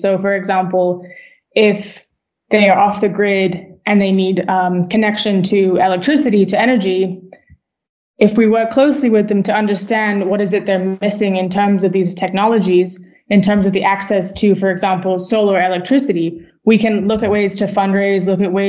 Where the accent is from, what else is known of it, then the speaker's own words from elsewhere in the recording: Switzerland; also born or lived in United States; I grew up as a Brit living in the U.S. and living in Switzerland, where I spent most of my formative years, and then also living in the U.S.